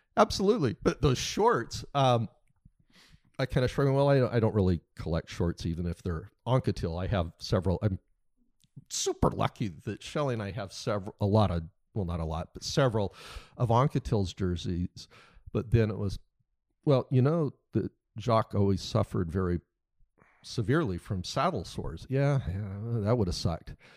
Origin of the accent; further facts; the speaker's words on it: United States; being an American because I don't, I'm not surrounded day to day in Europe